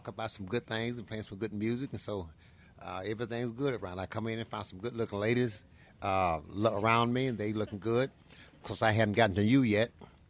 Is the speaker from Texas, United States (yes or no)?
no; North Louisiana, United States; also born or lived in Homer, Louisiana; I grew up in North Louisiana. Yeah. But my people from the bottom, to Homer.